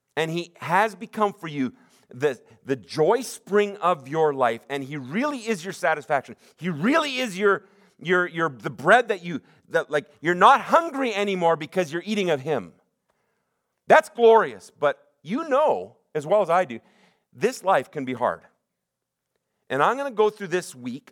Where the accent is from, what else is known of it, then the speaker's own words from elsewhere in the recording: Sunnybrae, British Columbia, Canada; I'm from Sunny Break